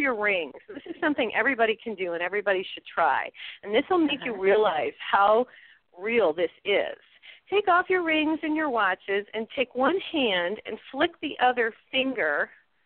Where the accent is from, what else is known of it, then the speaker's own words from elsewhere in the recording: New Mexico, United States; here in New Mexico, I'm from New Mexico